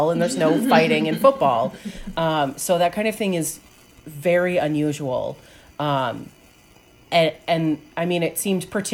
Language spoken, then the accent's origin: English; outside Philadelphia, Pennsylvania, United States; I grew up outside Philadelphia